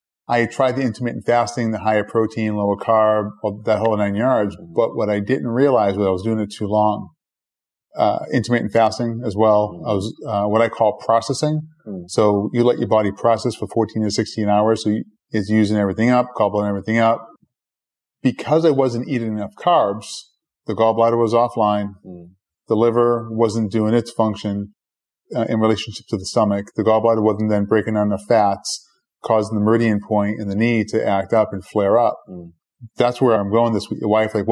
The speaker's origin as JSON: {"language": "English", "town": "Boston", "region": "Massachusetts", "country": "United States", "tie": "born or raised there", "said": "I grew up in Boston, and right next door to my house was a bar"}